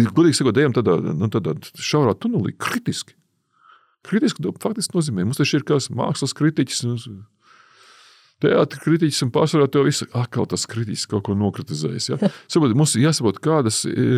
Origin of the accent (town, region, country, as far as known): Latvia